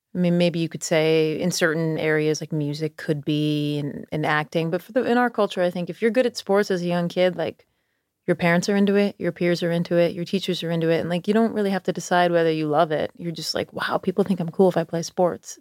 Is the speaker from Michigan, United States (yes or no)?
no; Schenectady, New York, United States; now in Charleston, United States; I grew up in Schenectady